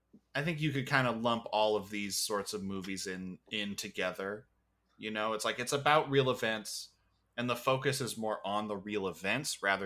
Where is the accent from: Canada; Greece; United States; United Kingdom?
Canada; Waterloo, Ontario; I'm from Waterloo, where the fucking vampires hang out.